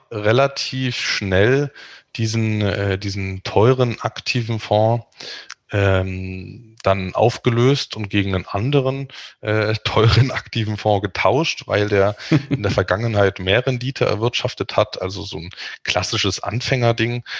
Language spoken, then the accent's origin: German; Dresden, Saxony, Germany; moved away as an adult; now in Magdeburg, Germany; Ich bin in Dresden aufgewachsen und lebe mittlerweile in Magdeburg